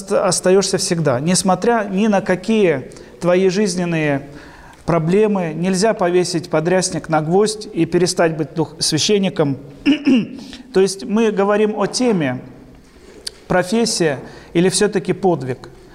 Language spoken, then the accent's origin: Russian; Mongokhto, Khabarovsk Krai, Russia; moved away as an adult; also born or lived in Sakhalin; я сам уроженец Дальнего Востока, родился в Хабаровском крае, Ванинском районе, военный гарнизон Мангохта, там прожил